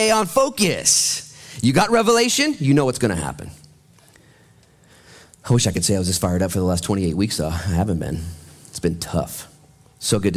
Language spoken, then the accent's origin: English; United States; I'm an American